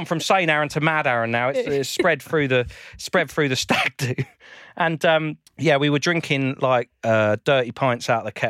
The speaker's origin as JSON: {"language": "English", "region": "London", "country": "United Kingdom", "said": "because I'm from South London."}